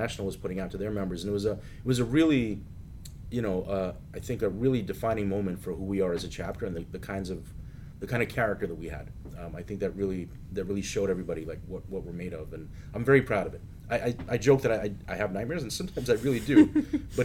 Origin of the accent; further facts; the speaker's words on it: New York, United States; as a New Yorker